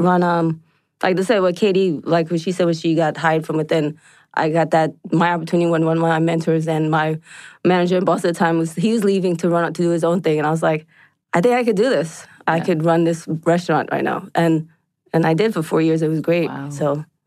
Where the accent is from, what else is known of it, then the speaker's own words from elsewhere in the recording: New York, United States; moved away as an adult; also born or lived in Long Island; now in Atlanta, United States; I grew up in New York, and I worked at a Red Lobster in Long Island when I was going to college out there.